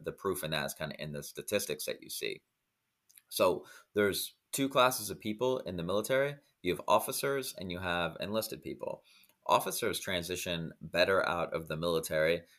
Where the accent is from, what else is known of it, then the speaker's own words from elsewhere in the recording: Iowa, United States; moved away as an adult; now in Dominican Republic; I grew up in Iowa and now I live in the Dominican Republic